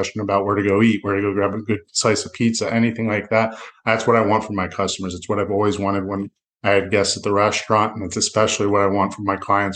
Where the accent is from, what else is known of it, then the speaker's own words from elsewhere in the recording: Broward County, Florida, United States; being a local guy, what I always like to tell people is I grew up down here